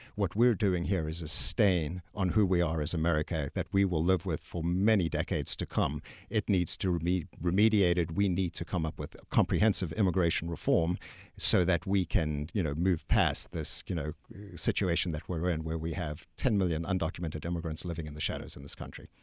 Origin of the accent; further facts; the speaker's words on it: South Africa; also born or lived in Texas; now in United States; I'm actually from South Africa.